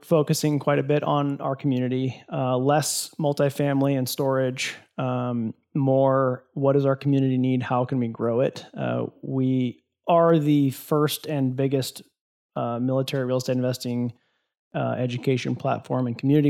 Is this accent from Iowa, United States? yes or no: yes; Iowa, United States; born or raised there